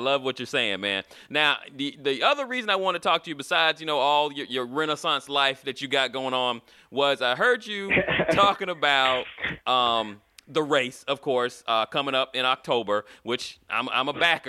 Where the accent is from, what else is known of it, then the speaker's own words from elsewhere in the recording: Florida, United States; We had a pool when I was a kid. I'm from Florida. Everybody has a pool.